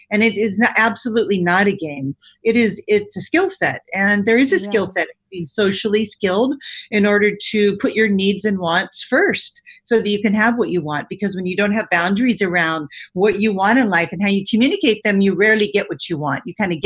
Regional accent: California, United States; my parents immigrated from Italy. I spent most of my life in California.

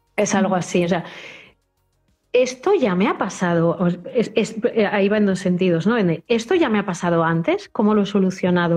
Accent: Spain; Nosotros somos una sociedad española

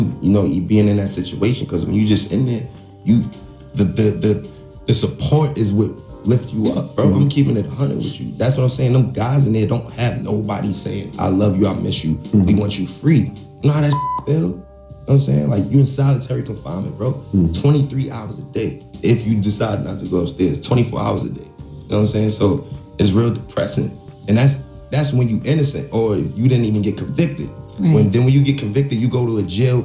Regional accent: New York City, New York, United States; I'm from Harlem

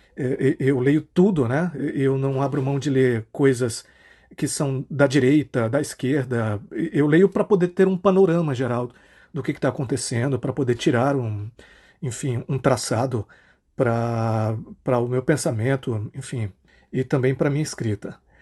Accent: Marabá, Pará, Brazil; sou nascido aqui em Marabá, é, passei toda a minha vida por aqui

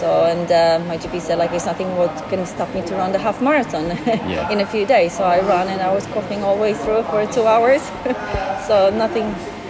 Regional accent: Poland; English is a second language; moved away as an adult

